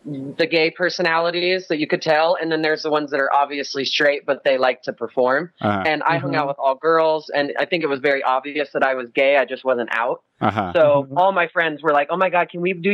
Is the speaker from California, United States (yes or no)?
yes; Modesto, California, United States; moved away as an adult; also born or lived in Los Angeles; now in Las Vegas, United States; We moved to LA together from Northern California. I grew up in Modesto